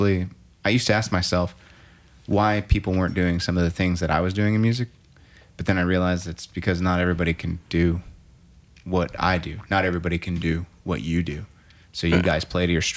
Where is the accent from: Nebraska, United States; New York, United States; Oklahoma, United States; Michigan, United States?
Oklahoma, United States; Norman; I actually was born here in Norman